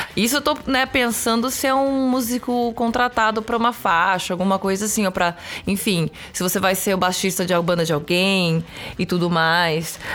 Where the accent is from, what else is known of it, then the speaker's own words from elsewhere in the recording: São Paulo, Brazil; moved away as an adult; now in Los Angeles, United States; Sou de São Paulo, capital.